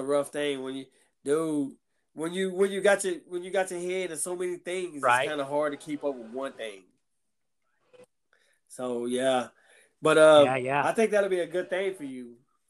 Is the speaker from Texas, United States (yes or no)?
yes; Galveston, Texas, United States; The guy from number 13 is from Galveston, where I'm from.